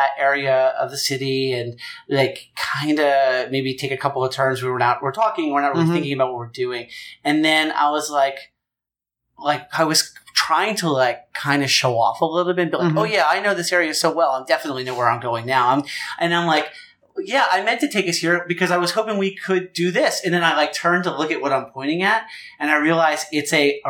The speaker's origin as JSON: {"language": "English", "region": "the North", "country": "United States", "tie": "born or raised there", "said": "And I call me naive, but just growing up in the North, I just sort of don't identify that way"}